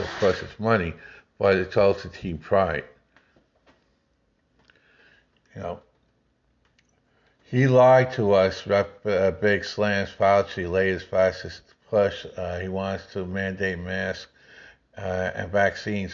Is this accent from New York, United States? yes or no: yes; New York City, New York, United States; moved away; I grew up in Queens Boulevard